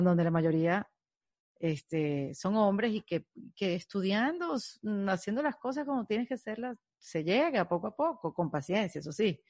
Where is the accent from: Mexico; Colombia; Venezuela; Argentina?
Venezuela; yo como venezolana